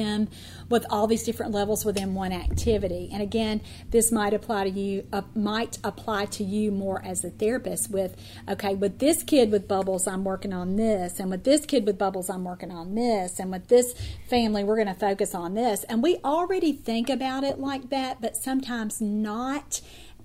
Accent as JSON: {"language": "English", "region": "Kentucky", "country": "United States", "said": "I moved to a different, very underserved, very rural part of my home state of Kentucky"}